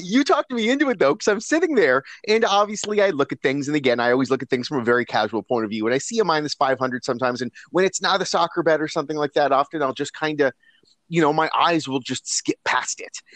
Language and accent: English; Canada; as Canadian guys